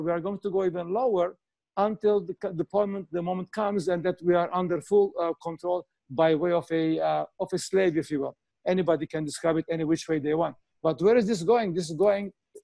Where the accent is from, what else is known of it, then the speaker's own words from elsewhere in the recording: Canada; I'm Canadian, so I know the Canadian government and our provincial authorities.